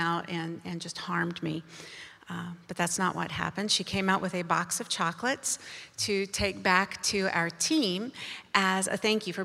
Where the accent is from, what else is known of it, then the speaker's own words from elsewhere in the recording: United States; I was born in America to a Christian family